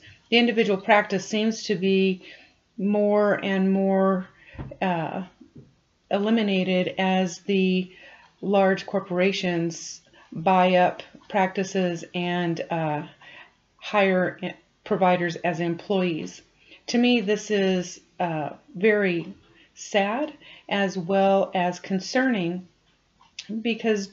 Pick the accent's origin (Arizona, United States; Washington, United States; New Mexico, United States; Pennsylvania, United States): New Mexico, United States; Farmington; I was born and raised in New Mexico, graduated from Farmington High School